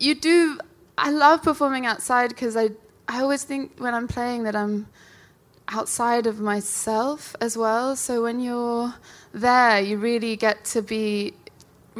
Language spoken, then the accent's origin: English; London, United Kingdom; I'm from South London.